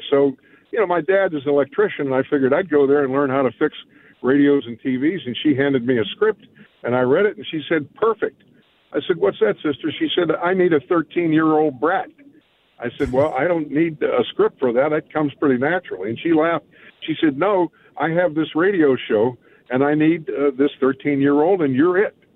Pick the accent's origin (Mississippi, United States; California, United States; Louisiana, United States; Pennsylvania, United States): Pennsylvania, United States; Pittsburgh; growing up in Garfield, I could see the bright lights of Forbes Field on a summer night